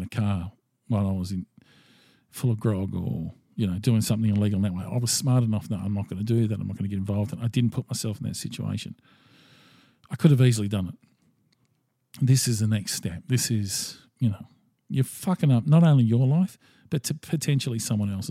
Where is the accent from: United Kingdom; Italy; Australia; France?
Australia; as an Australian male